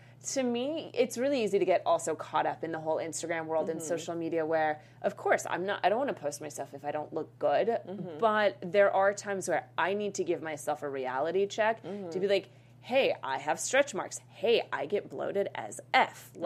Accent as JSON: {"language": "English", "town": "Boulder", "region": "Colorado", "country": "United States", "moved": "yes", "said": "I'm originally from Boulder, Colorado."}